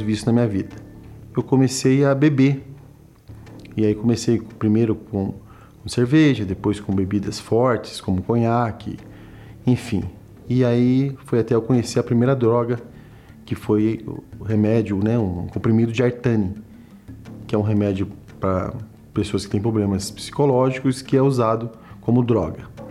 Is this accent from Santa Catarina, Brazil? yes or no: no; Suzano, São Paulo, Brazil; sou nascido na cidade de Suzano, em São Paulo